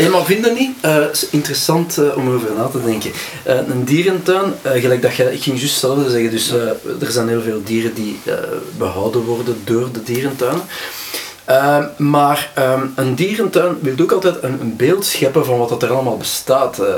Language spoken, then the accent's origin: Dutch; Antwerp, Flanders, Belgium; accent: Antwerp; mijn Antwerpse accent.